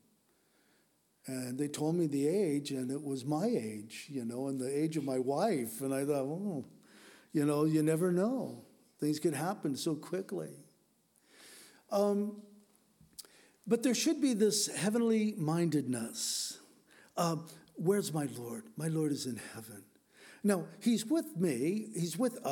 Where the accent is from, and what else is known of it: United States